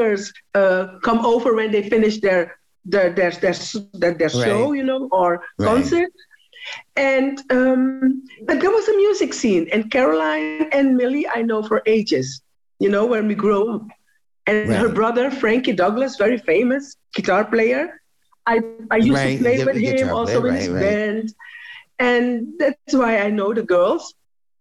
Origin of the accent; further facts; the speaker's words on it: Amsterdam, North Holland, Netherlands; also born or lived in Suriname; I was born in Suriname, came to Holland with my grandmother because I was raised by my grandmother.